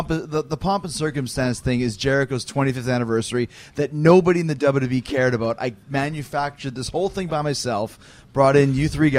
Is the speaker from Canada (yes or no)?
yes; Winnipeg, Manitoba, Canada; moved away; I grew up in Winnipeg